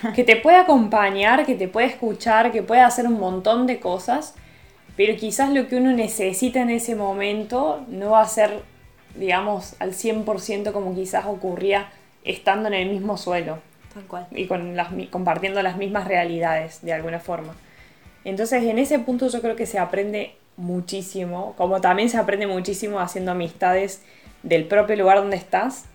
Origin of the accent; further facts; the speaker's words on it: Argentina; moved away as an adult; now in Italy; acá en Argentina